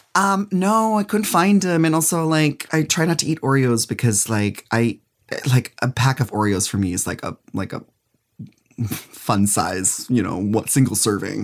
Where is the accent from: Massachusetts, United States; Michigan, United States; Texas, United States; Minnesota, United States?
Minnesota, United States; moved away; also born or lived in New York City; I'm from, I'm from Minnesota, so my very first time ever being in drag and performing was in Minneapolis